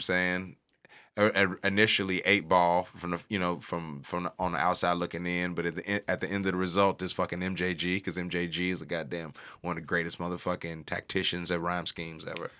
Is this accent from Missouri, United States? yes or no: yes; St. Louis, Missouri, United States; I'm from North City, Saint Louis